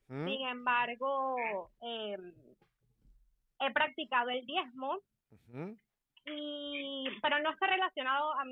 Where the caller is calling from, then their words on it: Washington, District of Columbia, United States; De Washington, D.C.